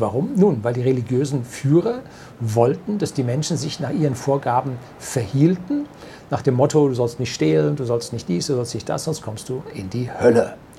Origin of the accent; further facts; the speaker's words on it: Germany; bei uns in Deutschland